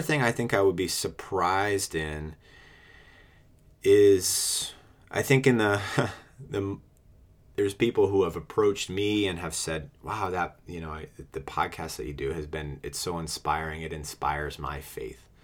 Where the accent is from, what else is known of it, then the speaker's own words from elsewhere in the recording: New England, United States; moved away as an adult; also born or lived in Washington, D.C.; I'm originally from New England and moved to D C for work.